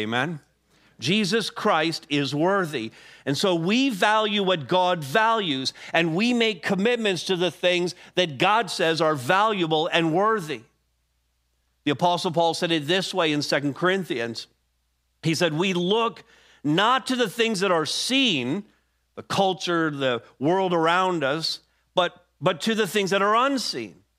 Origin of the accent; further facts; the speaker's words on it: Montreal, Quebec, Canada; moved away; my hometown of Montreal